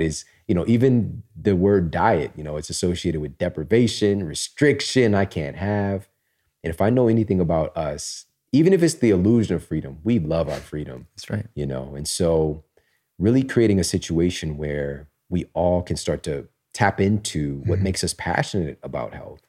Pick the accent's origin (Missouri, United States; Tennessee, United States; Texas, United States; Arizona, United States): Missouri, United States; I'm from Missouri